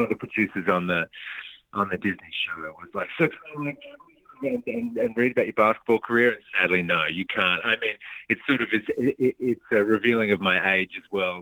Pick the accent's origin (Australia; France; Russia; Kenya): Australia; Melbourne, Victoria; moved away as an adult; also born or lived in Launceston, Tasmania / Sydney; now in Los Angeles, United States; I was born down there and then uh, had my sort of formative years in Melbourne